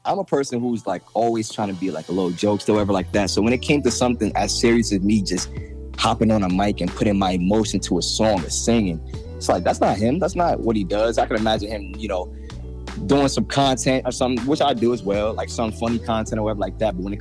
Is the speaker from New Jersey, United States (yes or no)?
yes; Jersey City, New Jersey, United States; I'm from Jersey City, New Jersey.